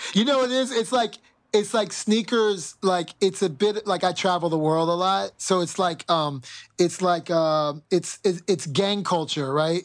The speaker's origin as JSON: {"language": "English", "country": "United States", "said": "as an American"}